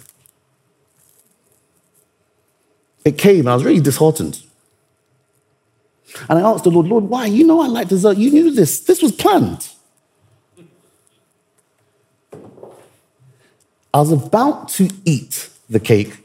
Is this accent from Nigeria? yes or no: yes; Nigeria; I'm Nigerian